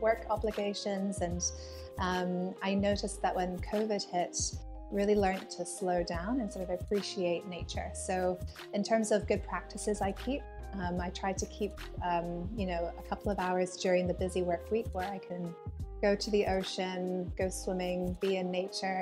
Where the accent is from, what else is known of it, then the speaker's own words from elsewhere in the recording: Hong Kong; I'm a British uh, mm. person mm. living here in Hong Kong, but born and raised here